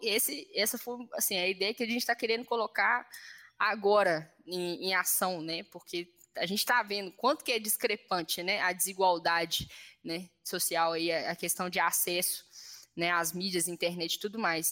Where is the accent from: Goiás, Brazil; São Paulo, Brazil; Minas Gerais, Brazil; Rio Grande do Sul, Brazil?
Minas Gerais, Brazil; Belo Horizonte; eu sou da favela do Itaipu aqui